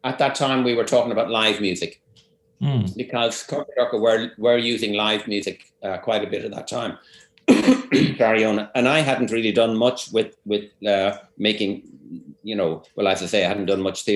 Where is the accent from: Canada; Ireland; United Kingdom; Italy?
Ireland; Dublin, Leinster; moved away as an adult; also born or lived in Cork / California; I'm from Dublin. I went to Cork in 1986 to study music, and then apart from 2 years in California, I remained there until just a few years ago